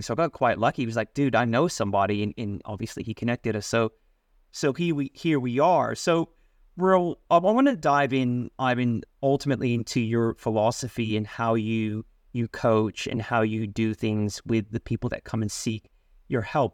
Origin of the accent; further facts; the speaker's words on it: Sydney, New South Wales, Australia; I was born in Australia. We were in the western suburbs.